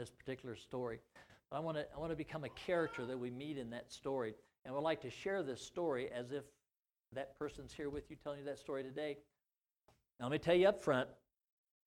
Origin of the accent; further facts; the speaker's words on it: Missouri, United States; in my small county seat town I grew up to in Missouri